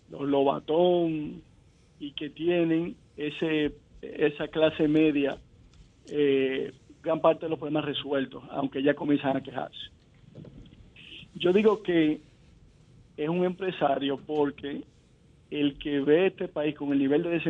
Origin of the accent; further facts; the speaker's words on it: Dominican Republic; tú como dominicano decías, bueno, se te grifaba los vellos